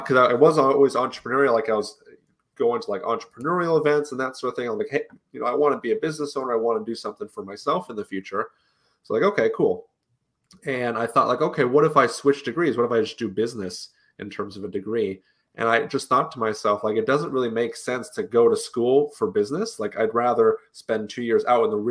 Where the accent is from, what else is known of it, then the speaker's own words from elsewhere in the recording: Utah, United States; Grew up mostly in Utah